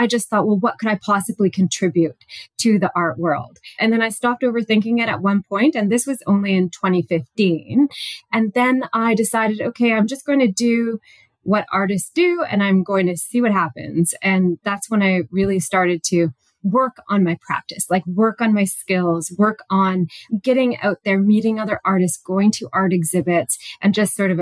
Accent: British Columbia, Canada; also born or lived in New Westminster, British Columbia / Vancouver Island; now in Innisfil, Canada; I'm originally from British Columbia, so I grew up there. I was born there in New Westminster

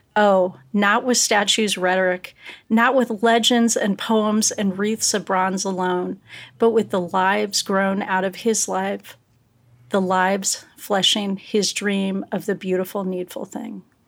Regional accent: United States; I'm an American

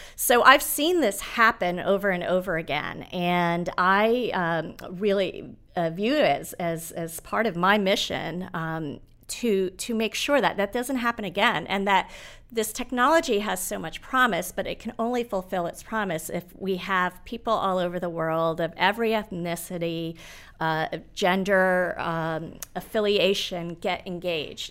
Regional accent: Nairobi, Kenya; moved away; I was born in Nairobi.

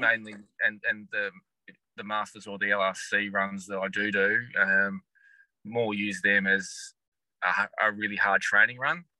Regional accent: Launceston, Tasmania, Australia; also born or lived in West Coast, Tasmania; I grew up in Launceston, so originally yeah. from Launceston, and um, went to school here in Launceston as well

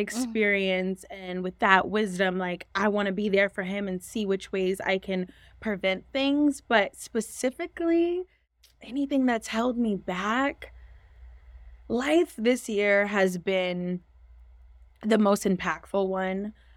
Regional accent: San Francisco, California, United States; moved away as an adult; now in Los Angeles, United States; I am from San Francisco, California

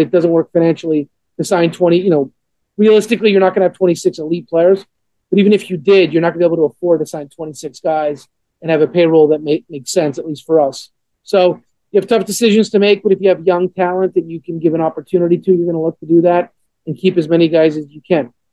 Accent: Montreal, Quebec, Canada; now in Atlanta, United States; growing up a Montreal Expos fan, growing up in Montreal

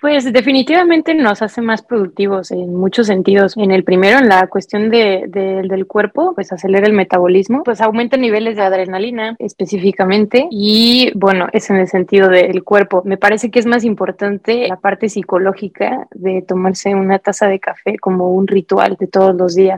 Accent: Tapachula, Chiapas, Mexico; yo soy de Chiapas, de Tapachulas, frontera con Guatemala

